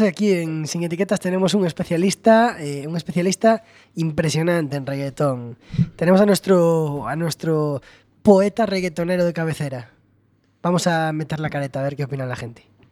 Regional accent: Galicia, Spain; yo vivo en Galicia Eh, me considero gallego

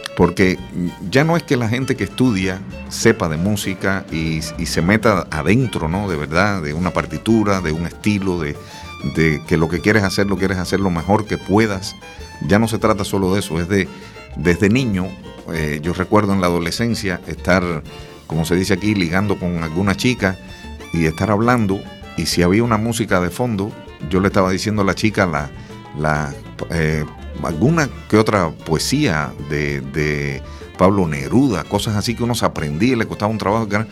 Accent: Camagüey, Cuba; moved away as an adult; now in A Coruña, Spain; allá en Cuba, eh, es el sitio donde nací, en Camagüey

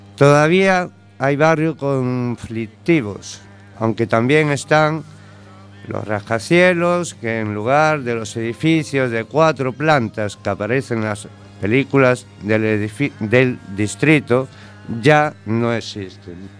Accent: A Coruña, Galicia, Spain; moved away as an adult; also born or lived in New York, United States / Madrid, Spain; A la edad de 5 años mis padres me trajeron a La Coruña, puesto que mi madre era gallega

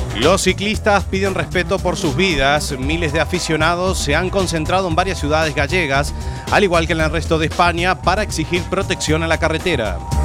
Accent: Montevideo, Uruguay; moved away; also born or lived in Carballo, Spain; mi tierra, de Montevideo

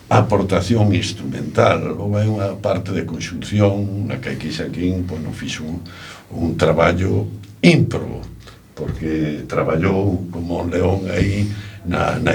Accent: Allariz, Galicia, Spain; son de Allariz, e a casa familiar fai unha canella co, precisamente co convento da Allariz.

